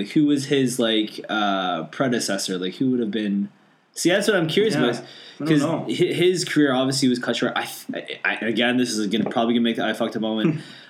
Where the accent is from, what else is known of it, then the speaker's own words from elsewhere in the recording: Canada; I know I'm Canadian.